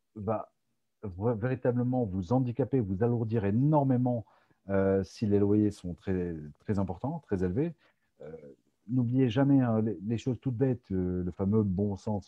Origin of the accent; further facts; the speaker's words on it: France; now in United States; on est français